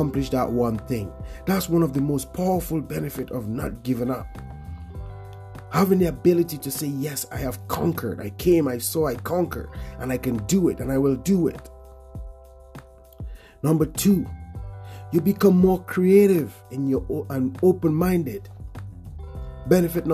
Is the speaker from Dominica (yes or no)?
yes; Portsmouth, Dominica; in Portsmouth, where I grew up in the Caribbean.